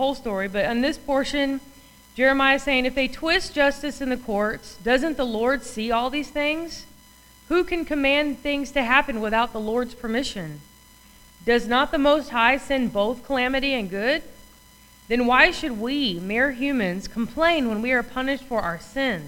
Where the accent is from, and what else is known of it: United States